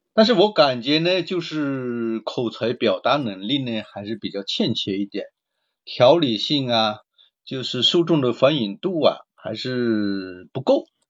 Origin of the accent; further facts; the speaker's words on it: Guangdong, China; accent: Cantonese-accented Mandarin; 我们是广东人嘛，可能嗯。普通话说得不怎么标准，广普可能就不太好